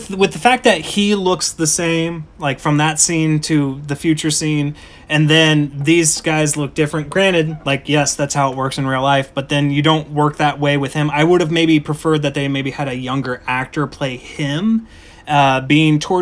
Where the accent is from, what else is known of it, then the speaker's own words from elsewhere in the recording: Ohio, United States; that's my home state and your home state.